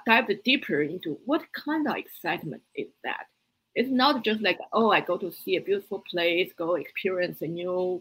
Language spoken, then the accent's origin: English; Beijing, China; English is a second language; moved away as an adult; also born or lived in Boston, United States; now in United States; I grew up in Beijing